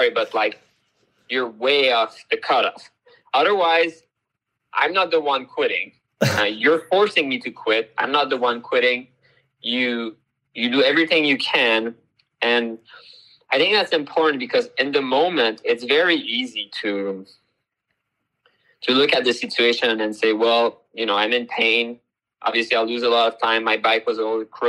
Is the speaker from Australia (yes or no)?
no; Canada; moved away; I'm originally from Canada